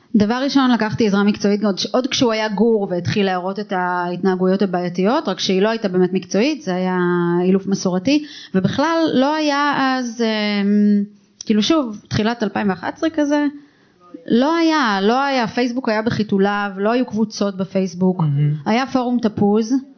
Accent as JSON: {"language": "Hebrew", "country": "Israel", "tie": "born or raised there", "also_born_or_lived": "Tel Aviv / Hod HaSharon", "said": "אני גדלתי במושב"}